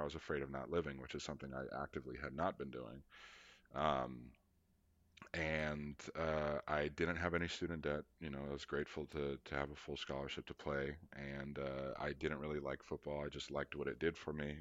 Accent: Charlotte, North Carolina, United States; coming from Charlotte, North Carolina

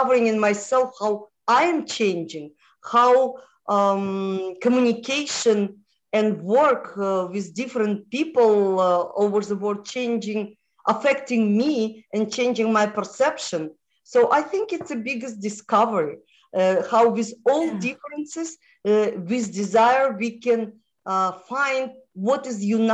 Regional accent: Moldova; first language Russian; English is a second language; moved away; I was born in Moldova, which was part of Romania.

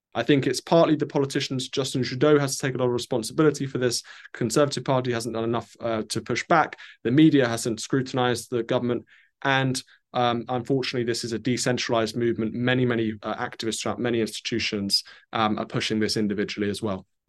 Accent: United Kingdom; for me as a Brit

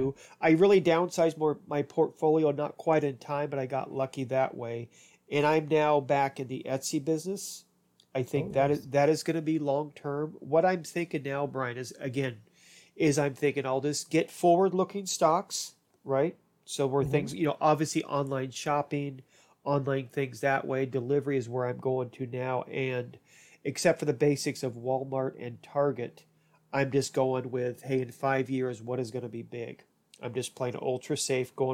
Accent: Ireland; as an Irish person

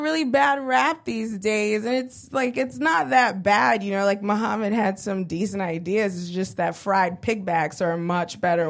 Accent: Brooklyn, New York, United States; I'm from Brooklyn. I was born and raised in Brooklyn. I grew up in a neighborhood called East New York.

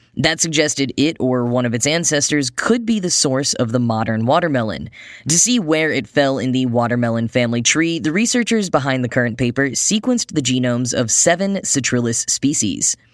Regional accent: North Texas, United States; when I was a kid in North Texas

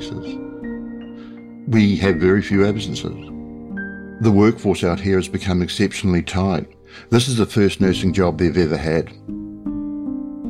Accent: New Zealand; a large hospital system near where I grew up in New Zealand

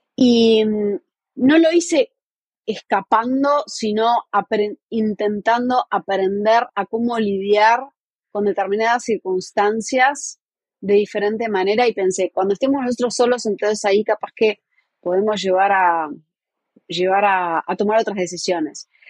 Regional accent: Montevideo, Uruguay; moved away as an adult; now in New York, United States; nací en Montevideo, la capital del Uruguay. Eh, somos cinco hermanos y dos nos criamos en, en Positos, bastante cerca de la playa.

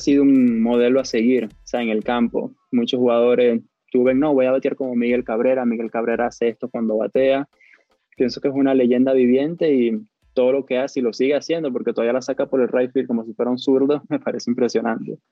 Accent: Cabimas, Zulia, Venezuela; Yo soy de la calle Rosario con la avenida Carnevali, eso le dicen casco central en Cabimas, cerca del centro cívico.

